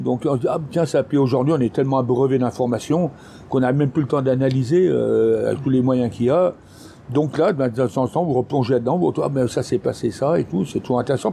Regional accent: France; moved away; je suis parti de Bioche

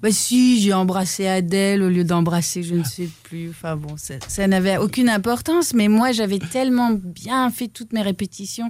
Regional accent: Namur, Wallonia, Belgium; Chez moi, à Namur

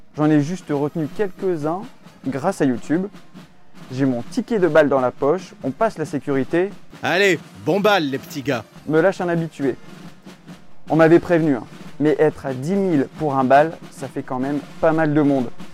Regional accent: Calais, Hauts-de-France, France; quand on vient de Calais

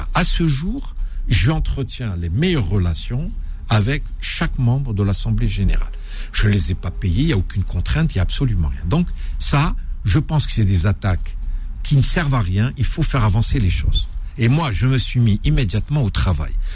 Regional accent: Algeria; moved away as an adult; also born or lived in Algiers; now in Paris, France; j'étais à la fois algérien et français

